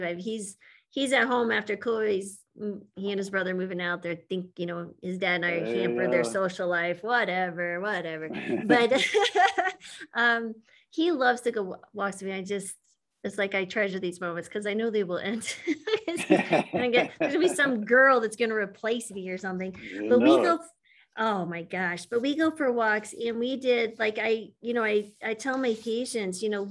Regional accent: New Mexico, United States; moved away; I'm from New Mexico originally, but not Santa Fe

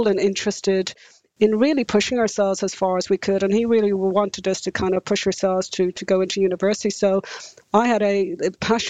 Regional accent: Ireland; moved away as an adult; now in New Zealand; I'm Irish. And for me, growing up in the 70s and 80s in rural Ireland

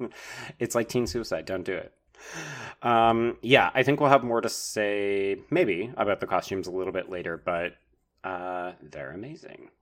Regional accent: Canada

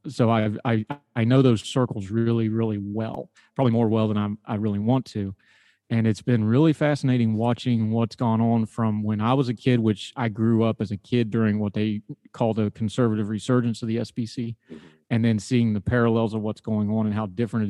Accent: West Virginia, United States; moved away as an adult; also born or lived in North Carolina; I grew up in West Virginia, very rurally

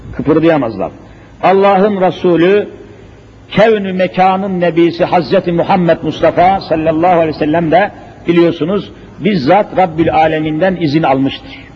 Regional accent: Elazığ Province, Turkey; Elazığ'ı size söyleyeyim, memleketim olduğunu söylüyorum

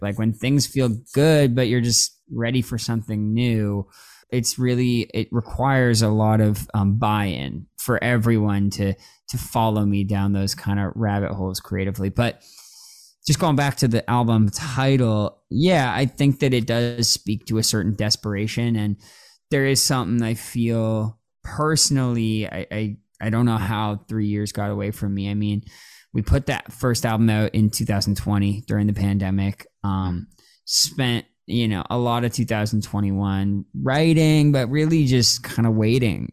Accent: Toronto, Ontario, Canada; now in Los Angeles, United States; I grew up in Toronto

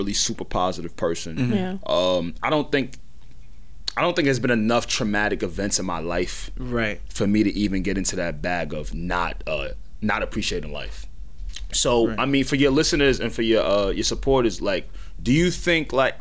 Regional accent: Roosevelt, New York, United States; I'm from Roosevelt

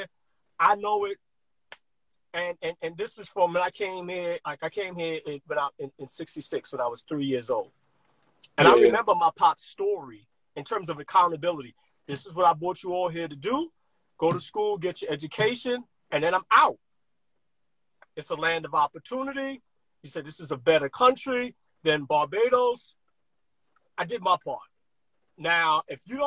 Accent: New York City, New York, United States; I grew up in Brooklyn, during the middle of the crack epidemic

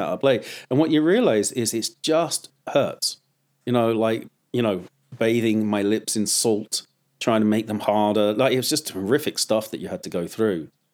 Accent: United Kingdom; moved away as an adult; now in United States; I'm a third generation Swiss, uh, uh, Englishman, you know, born in Lon, uh, out, just outside of London.

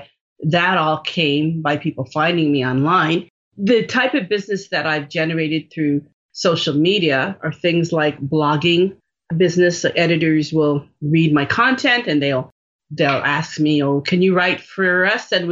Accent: Jamaica; I'm Jamaican and that's where I was born

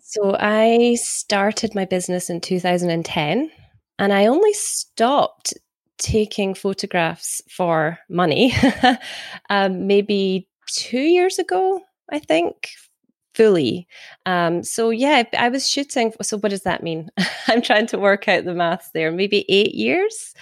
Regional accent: Scotland, United Kingdom; also born or lived in Carnoustie, Scotland; I'm from Scotland.

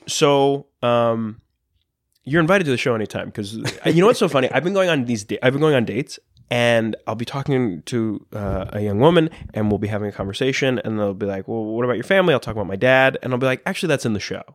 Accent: Long Island, New York, United States; also born or lived in Astoria, Queens; I grew up on Long Island

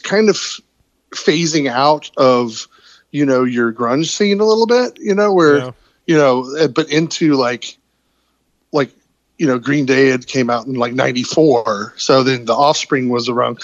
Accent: Georgia, United States; we're from Georgia

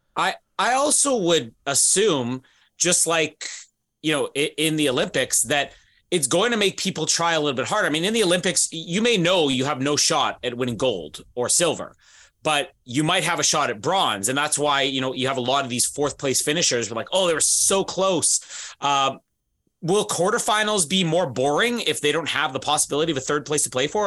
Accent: Canada; even as a Canadian

